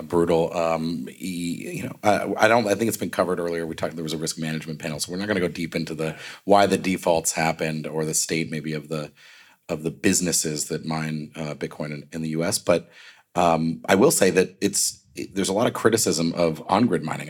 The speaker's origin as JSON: {"language": "English", "region": "Northeast", "country": "United States", "tie": "born or raised there", "moved": "yes", "said": "I grew up in the Northeast."}